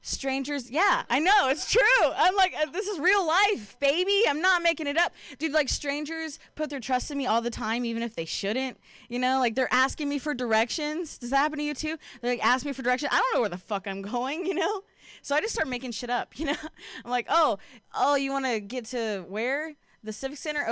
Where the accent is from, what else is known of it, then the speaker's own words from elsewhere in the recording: Ohio, United States; now in Bay Area, United States; I'm from Ohio